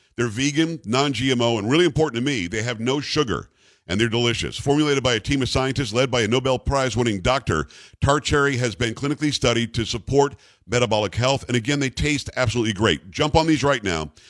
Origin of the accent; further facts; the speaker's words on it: Northeast, United States; now in Texas, United States; I'm from the Northeast originally